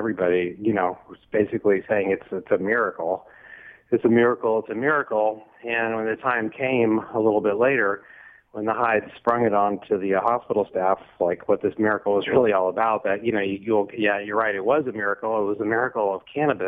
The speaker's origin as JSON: {"language": "English", "region": "Texas", "country": "United States", "moved": "yes", "lives_now": "Los Angeles, United States", "said": "I'm from Texas"}